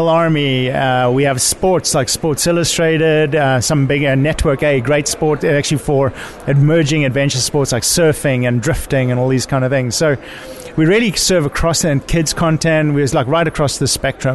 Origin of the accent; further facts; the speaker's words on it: Cape Town, Western Cape, South Africa; also born or lived in Europe; now in United States; I'm originally from Cape Town, South Africa